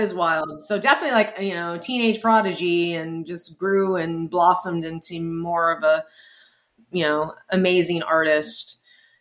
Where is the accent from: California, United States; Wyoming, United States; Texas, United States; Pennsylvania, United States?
Texas, United States; San Antonio; my hometown